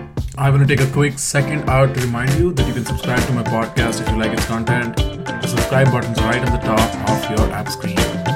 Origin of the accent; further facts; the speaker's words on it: India; India, my home country